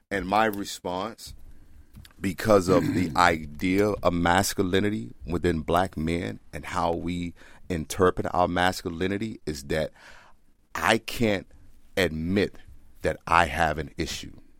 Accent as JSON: {"language": "English", "region": "Mississippi", "country": "United States", "tie": "born or raised there", "also_born_or_lived": "Texas", "moved": "yes", "said": "I grew up in Mississippi."}